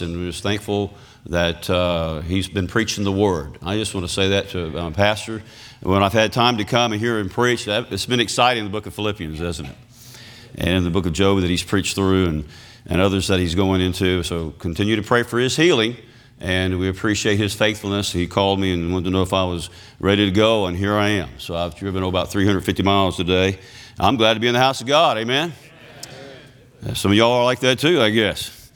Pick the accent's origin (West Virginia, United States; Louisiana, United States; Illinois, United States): Louisiana, United States; accent: Cajun; I'm a Cajun from Louisiana